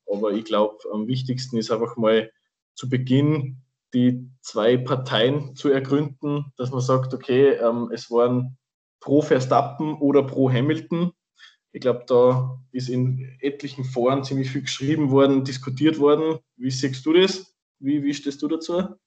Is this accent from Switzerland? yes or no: no; Salzburg, Austria; falls man es am Dialekt noch nicht gemerkt hat, wir sind beide aus Österreich, besser gesagt aus Salzburg